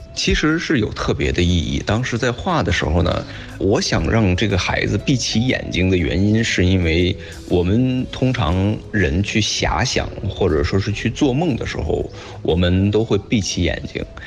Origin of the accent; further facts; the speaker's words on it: Beijing, China; 好像感觉到北京人是这种四十五度仰天的这种动作